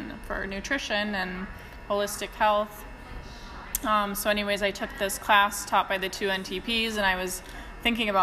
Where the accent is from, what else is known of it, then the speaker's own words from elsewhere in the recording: Minnesota, United States; moved away as an adult; now in Sweden; I'm from Minnesota, but yeah, I live in Sweden